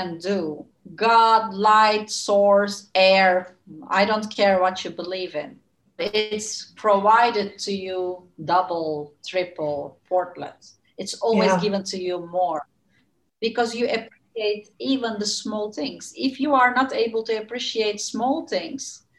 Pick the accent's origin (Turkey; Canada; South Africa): Turkey; moved away as an adult; now in Netherlands; I come from Turkey, which is always the sunny land